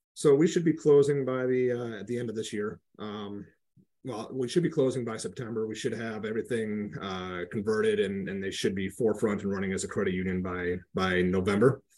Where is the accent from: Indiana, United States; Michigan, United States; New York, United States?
Michigan, United States; Flint; moved away; also born or lived in Grand Rapids, Michigan / Detroit, Michigan; I grew up in the Flint area, had moved to Grand Rapids to graduate high school